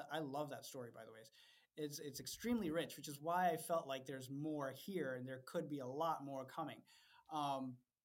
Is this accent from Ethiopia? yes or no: yes; Ethiopia; moved away; I don't come from the United States. You know, my parents are Indian. I grew up in Ethiopia